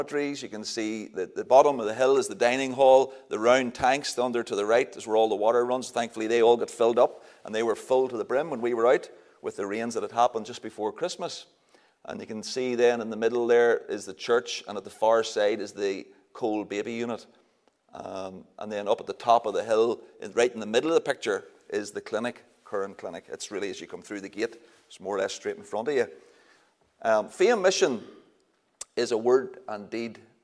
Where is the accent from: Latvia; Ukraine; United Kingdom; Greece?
United Kingdom; Northern Ireland; also born or lived in Kenya; we say we all the time in Northern Ireland